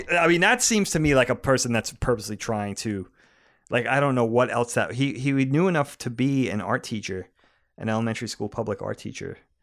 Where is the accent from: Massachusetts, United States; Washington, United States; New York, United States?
New York, United States; Long Island; we grew up on Long Island